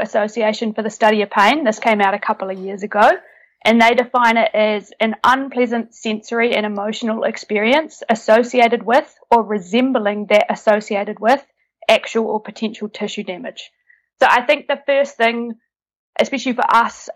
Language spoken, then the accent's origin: English; New Zealand; now in Netherlands; currently based in the Netherlands, originally from New Zealand, hence my accent